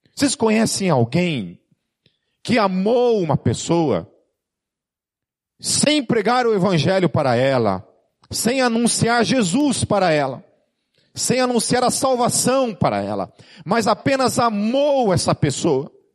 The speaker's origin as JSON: {"language": "Portuguese", "country": "Brazil", "said": "principalmente como brasileiro"}